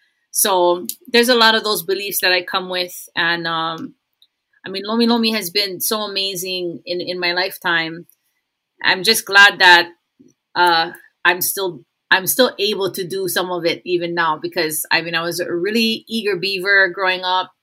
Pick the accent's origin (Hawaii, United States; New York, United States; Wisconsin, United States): Hawaii, United States; Of course, as a Hawaiian, I'm like, hey, you know, our people had every single answer to every single dilemma